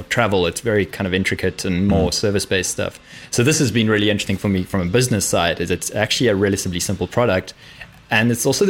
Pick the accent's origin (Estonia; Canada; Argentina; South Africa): South Africa; moved away as an adult; also born or lived in London; I'm South African, so I left university there.